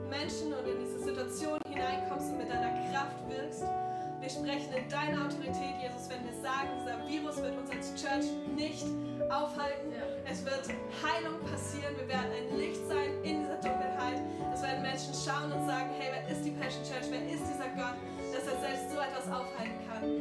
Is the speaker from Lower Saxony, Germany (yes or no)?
yes; Hanover, Lower Saxony, Germany; moved away as an adult; now in Baden-Württemberg, Germany; ich bin ursprünglich aus Hannover, habe da noch meine, meine Familie